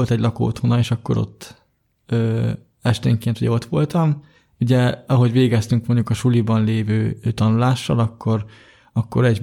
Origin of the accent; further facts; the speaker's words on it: Budapest, Hungary; born there; Hát én ugye 1989. április 28-án születtem, 8 és fél hónapra, hát Budapesten.